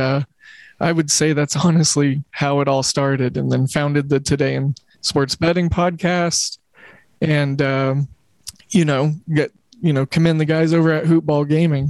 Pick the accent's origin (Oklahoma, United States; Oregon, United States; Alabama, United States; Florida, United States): Oklahoma, United States; Oklahoma City; I grew up in Oklahoma City where we didn't have a professional team until, you know, my freshman, almost sophomore year of high school, where the Thunder came along